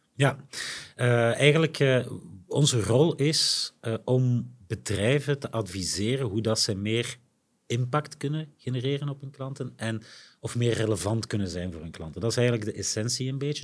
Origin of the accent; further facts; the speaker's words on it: Limburg, Flanders, Belgium; wij als Limburgers